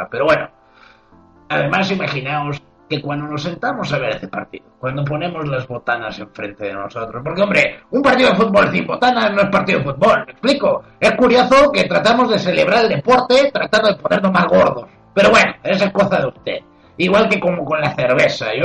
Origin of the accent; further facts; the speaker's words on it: Spain; hubiera sido algo que cualquier español en su sano juicio quisiera ver. Como yo, por ejemplo, que soy español.